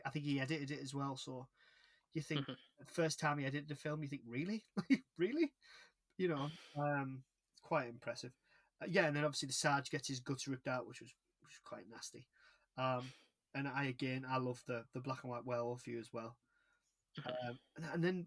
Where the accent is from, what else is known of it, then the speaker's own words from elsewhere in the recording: United Kingdom; we're British